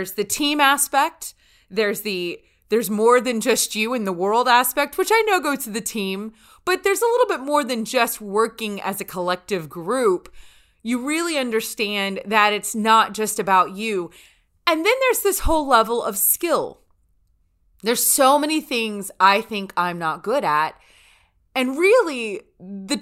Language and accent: English; North Louisiana, United States; where I grew up in North Louisiana.